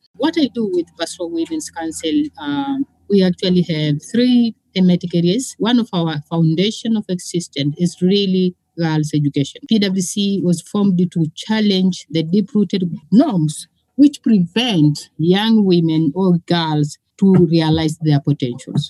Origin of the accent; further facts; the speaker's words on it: Northern Tanzania, Tanzania; I grew up in a patriarchy society in Northern Tanzania.